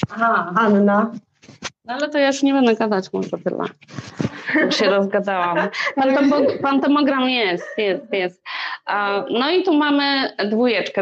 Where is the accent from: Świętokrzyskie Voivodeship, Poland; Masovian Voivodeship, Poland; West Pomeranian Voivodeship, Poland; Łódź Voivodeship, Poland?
Masovian Voivodeship, Poland; Warsaw; moved away as an adult; now in Sweden; ja jestem z Warszawy